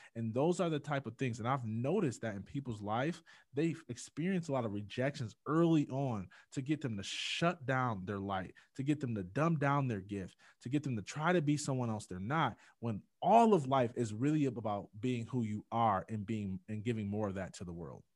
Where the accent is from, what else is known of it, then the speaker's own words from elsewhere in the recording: Jackson, Michigan, United States; growing up in Jackson, Michigan